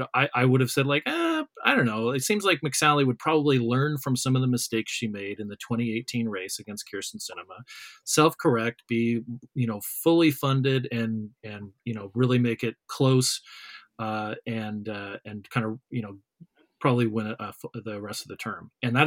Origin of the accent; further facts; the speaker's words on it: Arizona, United States; I'm from Arizona.